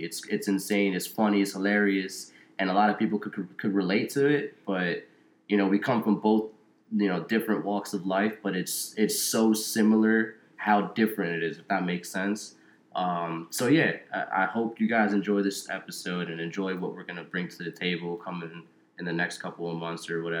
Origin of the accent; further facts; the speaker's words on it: New Jersey, United States; So I was born in Jersey. I've been a Jersey kid my whole life.